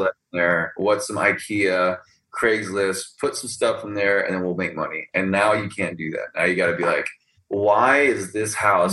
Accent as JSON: {"language": "English", "region": "Texas", "country": "United States", "tie": "born or raised there", "also_born_or_lived": "California / Houston", "said": "I was born in California, but I was pretty much raised in Texas"}